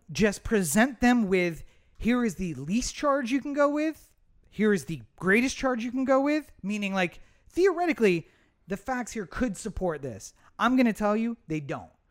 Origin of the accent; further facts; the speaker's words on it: Eastern Shore, Maryland, United States; I grew up on the Eastern Shore